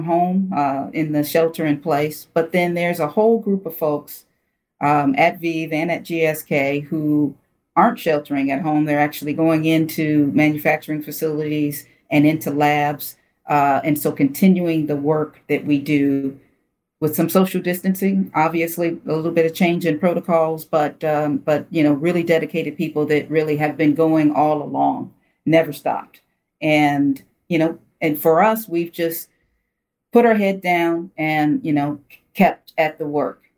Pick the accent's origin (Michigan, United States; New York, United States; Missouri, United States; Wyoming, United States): Michigan, United States; Detroit; I grew up in Detroit